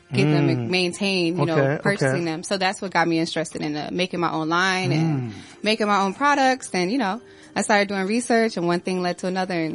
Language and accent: English; Lakeland, Florida, United States; moved away as an adult; now in Miami, United States; I'm from Tampa, Orlando, near that area. It's a place called Lakeland.